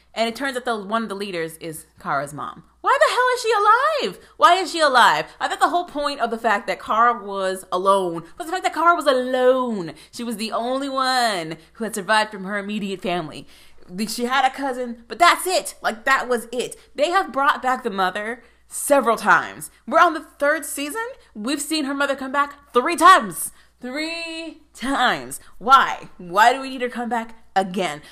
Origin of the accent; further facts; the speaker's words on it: United States; being an American